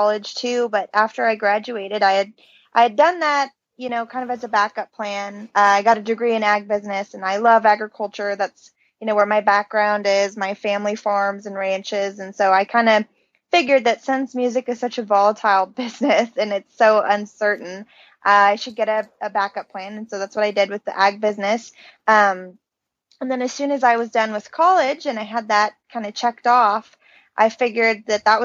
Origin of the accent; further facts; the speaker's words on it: Canby, Oregon, United States; now in Prineville, United States; I was born and raised in Canby, Oregon, over in the valley